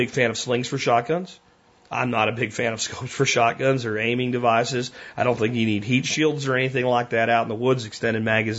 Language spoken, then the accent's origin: English; Pennsylvania, United States; what I grew up hunting in Pennsylvania